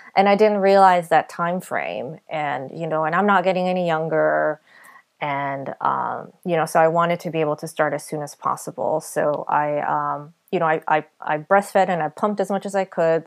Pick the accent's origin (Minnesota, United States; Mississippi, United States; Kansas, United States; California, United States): California, United States; we're from California.